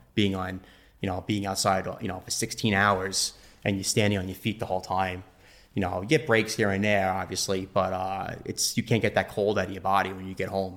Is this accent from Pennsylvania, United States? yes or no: no; Nassau County, Long Island, New York, United States; I'm from Nassau County, Long Island.